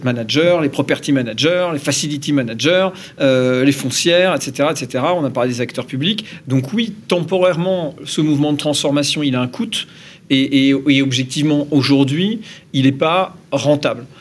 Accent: Normandy, France; je suis Normand

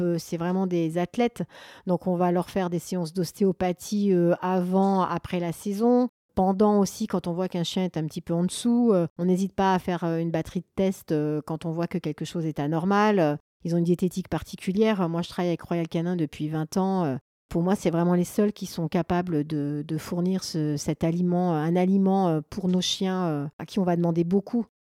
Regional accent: Grenoble, Auvergne-Rhône-Alpes, France; je suis originaire euh, de Grenoble et j'habite un petit peu sur les hauteurs de Grenoble

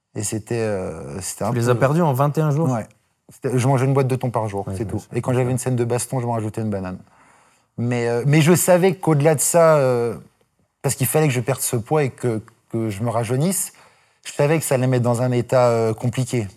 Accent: Dijon, Bourgogne-Franche-Comté, France; moved away; je viens de Dijon

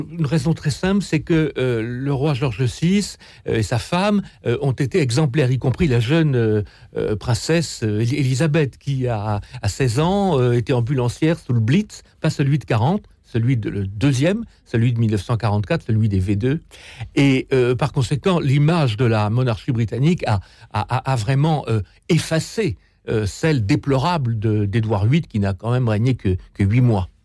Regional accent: France; nous, en tant que Français

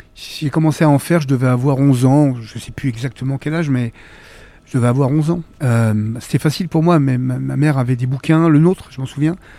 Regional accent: Villemomble, Île-de-France, France; also born or lived in Choisy-le-Roi / Vitry-sur-Seine; j'ai vraiment grandi jusqu'à la fin de mon adolescence à Villemomble, dans le 93

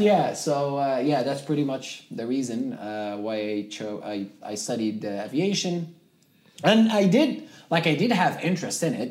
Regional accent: Zuwara, Nuqat al Khams, Libya; first language Tamazight; English is a second language; moved away as an adult; also born or lived in Ottawa, Canada; now in Atlantic Canada; I grew up in Libya. Okay. My city is called Zwara. Yeah, I am native North African, so my uh, first language is uh, Tamazight.

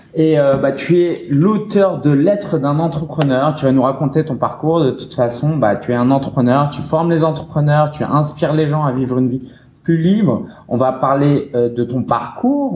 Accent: Paris, Île-de-France, France; j'ai grandi vers Belleville

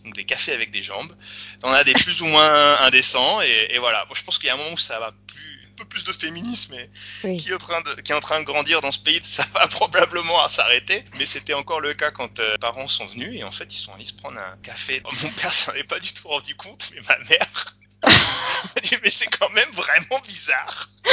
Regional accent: France; moved away; also born or lived in Chile; en tant que français

